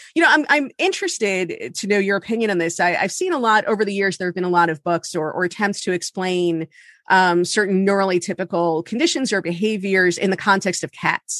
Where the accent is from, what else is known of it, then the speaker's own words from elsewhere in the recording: Miami, Florida, United States; also born or lived in New York; now in New Jersey, United States; I grew up in Miami